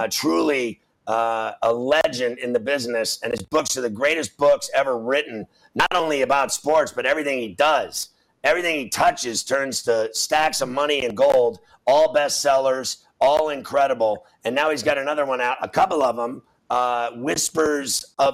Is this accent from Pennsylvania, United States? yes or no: yes; Pittsburgh, Pennsylvania, United States; I grew up in Pittsburgh and I went to the 71 and 79 World Series.